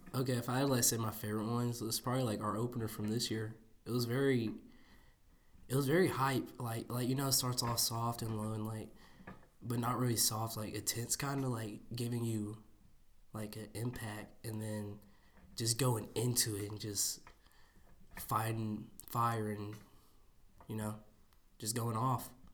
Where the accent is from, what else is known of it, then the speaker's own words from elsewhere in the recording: Jasper, Alabama, United States; from Jasper, Alabama. I go to Jasper High School. I'm in tenth grade